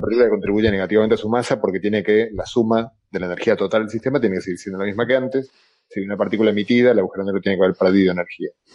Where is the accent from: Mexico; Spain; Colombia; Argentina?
Argentina; accent: Argentine; yo soy argentino con mi acento de lata